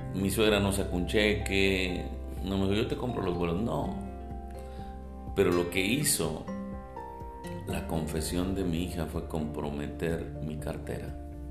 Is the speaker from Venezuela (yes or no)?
no; Monterrey, Nuevo León, Mexico; soy de Monterrey, soy pastor en Monterrey